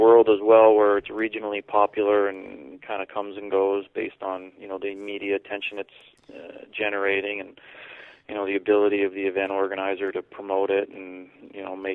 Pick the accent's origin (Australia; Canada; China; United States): Canada; growing up in Canada, I played lots of hockey growing up